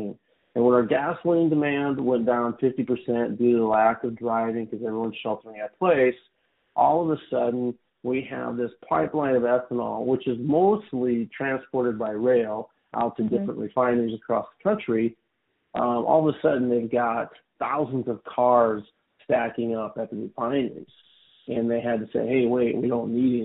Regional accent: Iowa, United States; moved away as an adult; also born or lived in Minneapolis; now in California, United States; I grew up in Iowa, so I'm a bit of an import to California

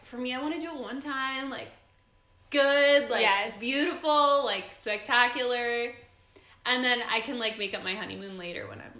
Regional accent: Los Angeles, California, United States; July 25th, 1997. I was born in Woodland Hills, California.

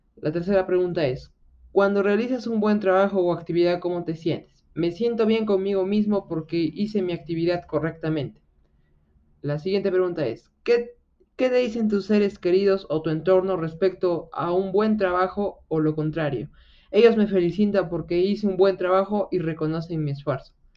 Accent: Arequipa, Peru; yo soy de Arequipa

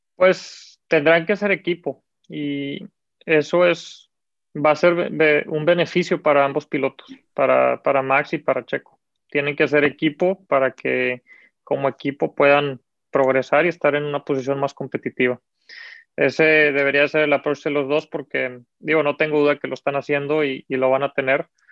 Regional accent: Mexico; como mexicanos

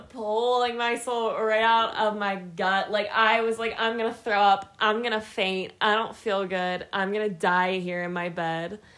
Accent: Pittsburgh, Pennsylvania, United States; moved away as an adult; now in Colorado, United States; I'm from Pittsburgh, Pennsylvania. Proud.

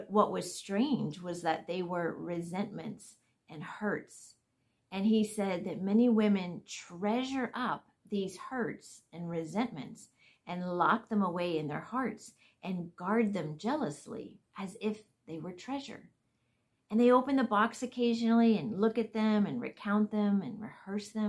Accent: Florida, United States; I'm from Florida

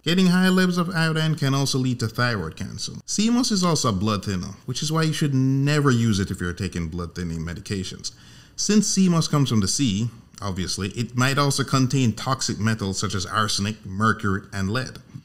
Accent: Jamaica; moved away; I'm originally from Jamaica, born and raised

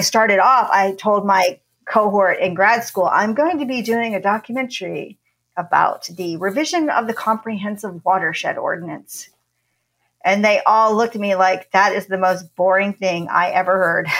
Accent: New Jersey, United States; now in Austin, United States; I grew up in New Jersey, exit 4A for those people who know the Jersey Turnpike

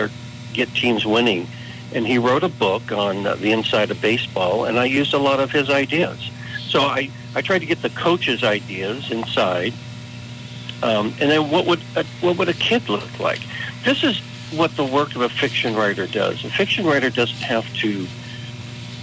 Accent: California, United States; I am lifelong Californian

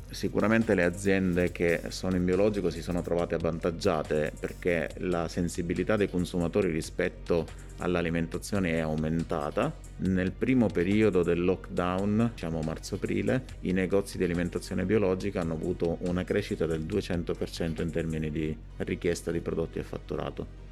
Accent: Sicily, Italy; moved away as an adult; also born or lived in Northern Italy; Nel 96 sono partito dalla Sicilia, come tutti i ragazzi all'età di 19 anni, per cercare fortuna al nord Italia

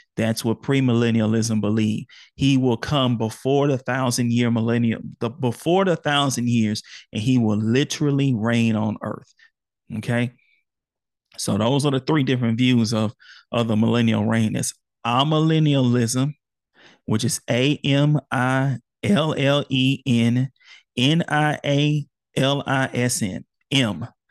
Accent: Houston, Texas, United States; born or raised there

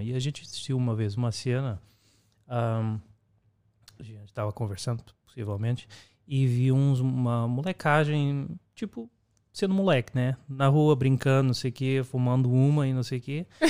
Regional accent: Lisbon, Portugal; also born or lived in Brazil / United States; now in Amsterdam, Netherlands; no caso eu sou de Portugal

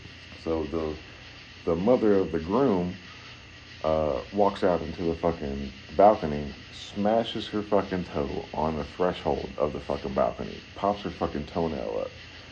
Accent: Florida, United States; I'm from Florida, so it's, man, I'm not really like a beach goer.

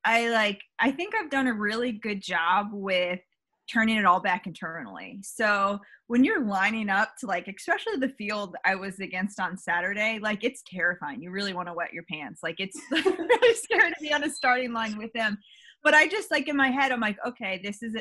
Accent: Northern Virginia, United States; now in Midlothian, United States; I live in Midlothian, Virginia now, which is just right outside Richmond. But I grew up in Northern Virginia

